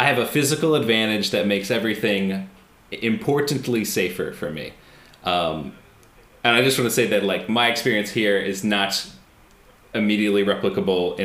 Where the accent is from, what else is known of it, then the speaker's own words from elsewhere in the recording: United States; I'm American